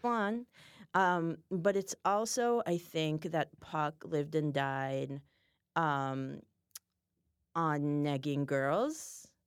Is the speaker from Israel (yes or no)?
yes; Israel; moved away; I'm from Israel